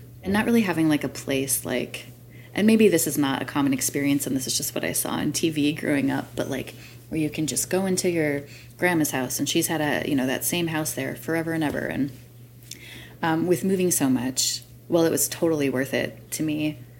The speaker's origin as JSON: {"language": "English", "region": "North Carolina", "country": "United States", "tie": "born or raised there", "also_born_or_lived": "Michigan / Illinois", "said": "I was born in Michigan, and we moved a lot. I grew up in North and South Carolina, then went to Illinois and back to Michigan for college."}